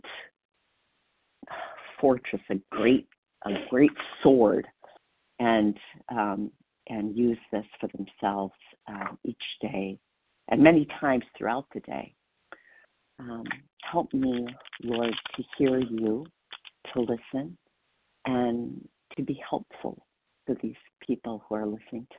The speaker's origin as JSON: {"language": "English", "region": "Wisconsin", "country": "United States", "said": "I am from Wisconsin and proud to be."}